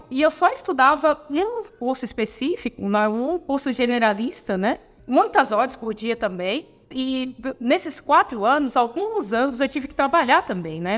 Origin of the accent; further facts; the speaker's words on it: Palhoça, Santa Catarina, Brazil; Sou natural aqui de Santa Catarina. Minha família também é natural, uma cidade chamada Palhoça, na Grande Florianópolis